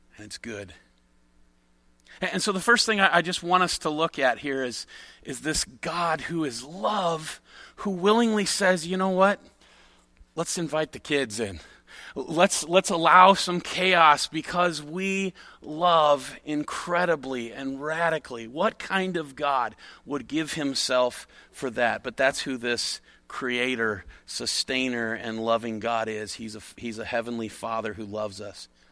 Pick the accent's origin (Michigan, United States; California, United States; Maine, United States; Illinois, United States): Illinois, United States; near Chicago; I grew up near Chicago